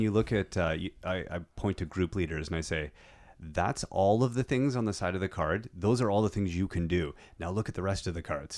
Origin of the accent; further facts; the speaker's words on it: Canada; I am so Canadian